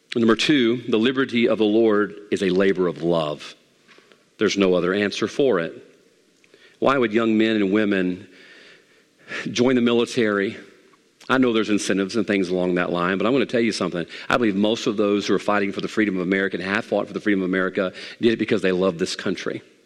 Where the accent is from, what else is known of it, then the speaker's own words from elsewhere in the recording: Mississippi, United States; also born or lived in Monroe; Growing up in Mississippi